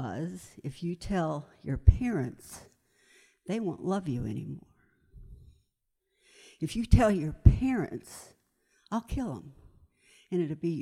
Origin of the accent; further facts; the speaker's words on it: Pinellas Park, Florida, United States; I grew up in Pinellas Park, Florida. I'm a Florida baby